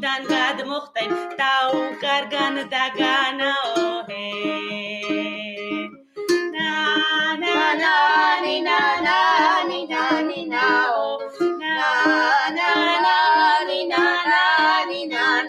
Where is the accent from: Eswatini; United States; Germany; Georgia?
Georgia; Imereti; now in London, United Kingdom; I'm from Imereti. My mom is from Imereti too